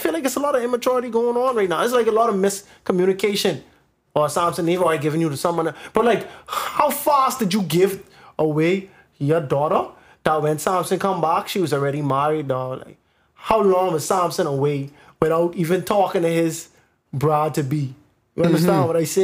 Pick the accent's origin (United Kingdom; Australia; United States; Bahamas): Bahamas; growing up in the Bahamas